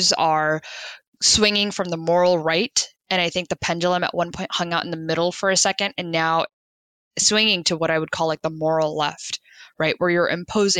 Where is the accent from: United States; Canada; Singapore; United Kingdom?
United States; just as an American